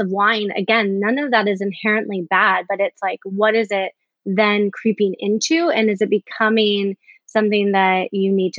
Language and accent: English; Chicago, Illinois, United States; I'm from Chicago